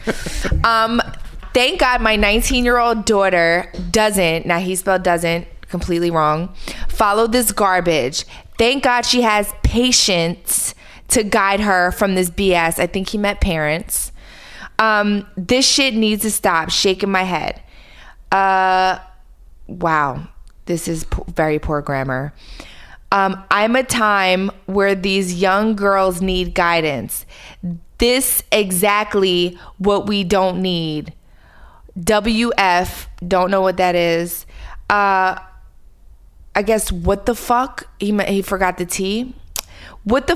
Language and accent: English; Philadelphia, Pennsylvania, United States; I'm a girl from Philly that was a stripper